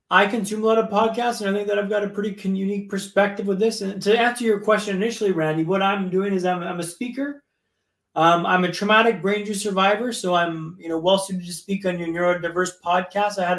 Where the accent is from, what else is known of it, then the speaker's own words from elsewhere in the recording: Ottawa, Ontario, Canada; now in Vancouver, Canada; I actually grew up in Ottawa, so I know Ontario